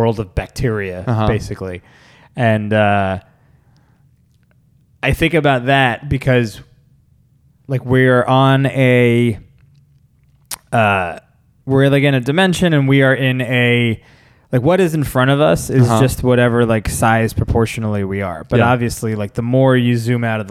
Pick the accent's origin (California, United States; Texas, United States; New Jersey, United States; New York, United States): New Jersey, United States; I'm from New Jersey